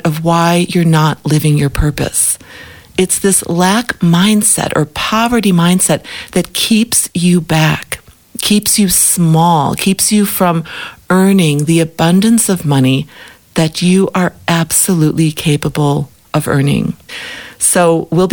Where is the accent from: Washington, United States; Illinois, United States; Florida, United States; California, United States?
Illinois, United States; Chicago; moved away as an adult; now in Africa; I grew up in Chicago